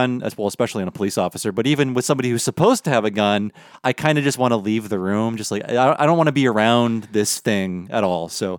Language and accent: English; Midwest, United States; I grew up in the Midwest in hunting culture.